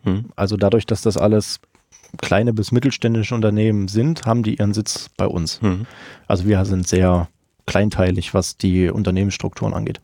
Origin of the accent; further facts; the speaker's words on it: Meiningen, Thuringia, Germany; also born or lived in Jena; aufgewachsen und geboren in der wunderschönen Theaterstadt Meiningen